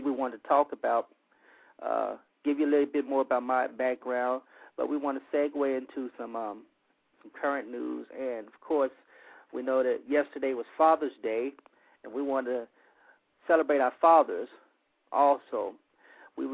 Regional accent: Monroe, Louisiana, United States; moved away as an adult; now in Lafayette area, Louisiana, United States; I'm originally from North Louisiana, from Monroe, Louisiana

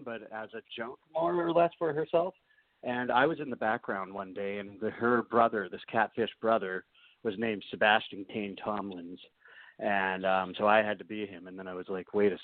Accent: Canada; also born or lived in New Orleans, Louisiana, United States; I was born down in New Orleans. So I'm actually an American, if you think about it, but I've lived in Canada my whole life.

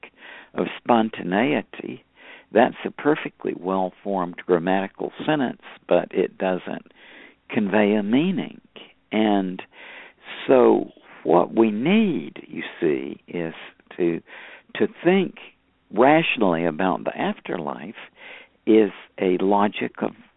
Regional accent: United States

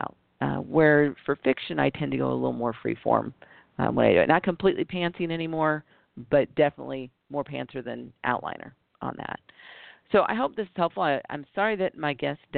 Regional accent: United States; being biracial and growing up in the United States

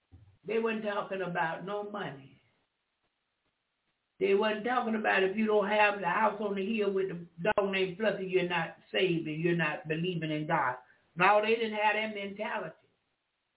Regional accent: the South, United States; I'm from the South.

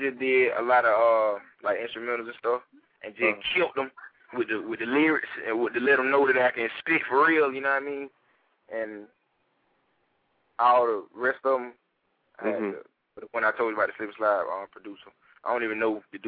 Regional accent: Georgia, United States; now in Tampa, United States; I'm from Georgia

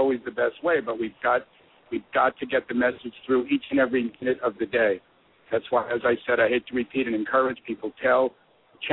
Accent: Los Angeles, California, United States; I'm from Los Angeles

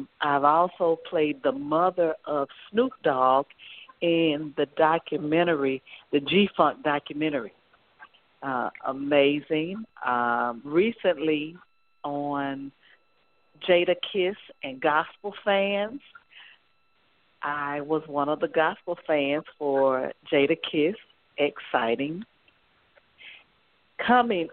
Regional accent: Pine Bluff, Arkansas, United States; now in Los Angeles, United States; I'm from Pine Bluff, Arkansas, been in the Los Angeles area 20 years

